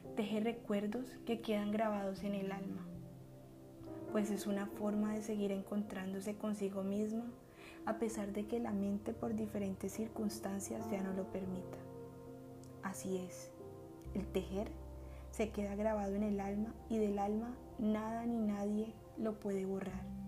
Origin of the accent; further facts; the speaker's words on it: Miranda, Cauca, Colombia; mi pueblo natal, Miranda Cauca